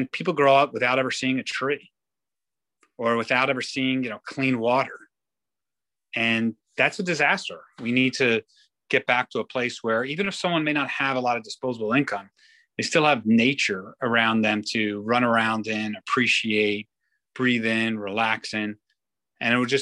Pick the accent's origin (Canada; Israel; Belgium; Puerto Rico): Israel; now in New York, United States; I grew up in Israel